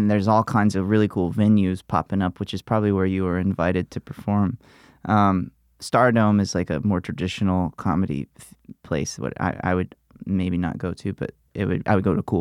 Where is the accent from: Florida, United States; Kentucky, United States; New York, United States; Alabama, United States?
Alabama, United States; moved away; I grew up in Alabama